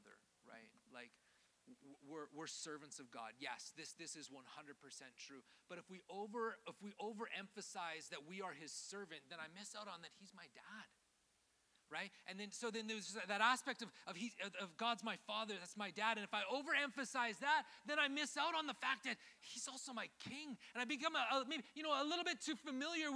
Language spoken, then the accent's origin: English; Canada; moved away; I grew up in Canada.